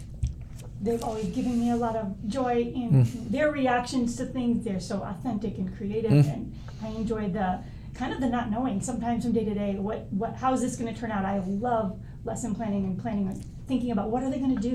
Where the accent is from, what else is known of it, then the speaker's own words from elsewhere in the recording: Iowa City, Iowa, United States; I am from Iowa City. Grew up and went to City High. And my parents still live in Iowa City.